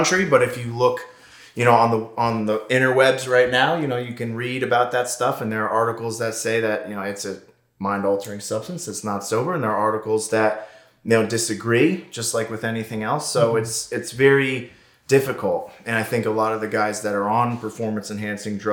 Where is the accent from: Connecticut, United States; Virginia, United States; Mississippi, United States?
Connecticut, United States; Southern; now in California, United States; Originally from Connecticut, Southern Connecticut, New England area